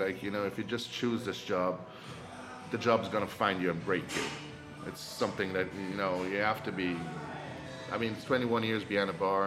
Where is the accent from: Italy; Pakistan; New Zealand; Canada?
Italy; Rome, Lazio; Born and raised in Rome.